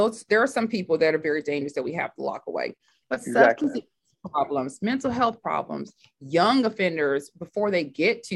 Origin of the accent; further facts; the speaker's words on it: Oakland, California, United States; I was raised in Oakland, California